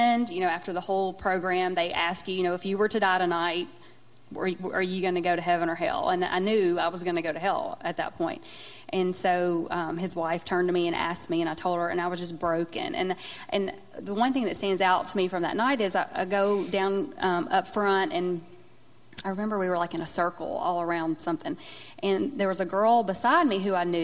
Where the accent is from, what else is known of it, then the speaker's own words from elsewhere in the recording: Minden, Louisiana, United States; I'm from Minden